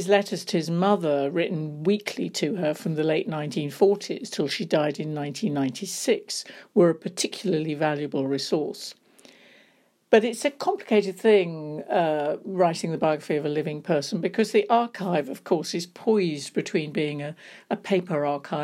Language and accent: English; London, United Kingdom; the bookshop was an important part of my life when I was growing up in London